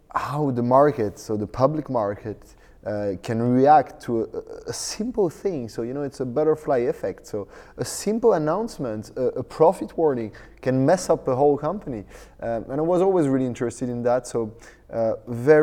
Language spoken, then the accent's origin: English; France; I'm French, actually, because I'm born and raised in France